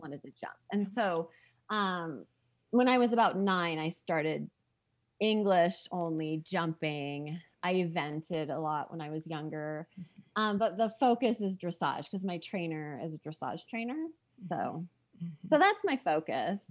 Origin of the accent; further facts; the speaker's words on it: San Diego, California, United States; moved away as an adult; also born or lived in Colorado; now in Park City, United States; I grew up in Southern California